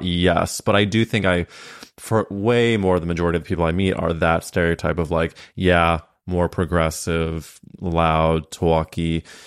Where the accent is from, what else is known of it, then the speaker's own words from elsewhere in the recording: Midwest, United States; moved away; I came from the Midwest